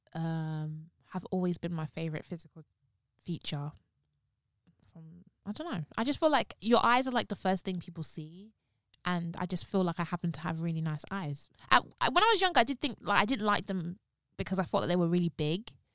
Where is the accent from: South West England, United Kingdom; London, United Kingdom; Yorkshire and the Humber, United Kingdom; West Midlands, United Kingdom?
London, United Kingdom; I was born in North London. I'm not gonna tell you where in North London. Was born in North London, lived in North London for a bit, then moved to East London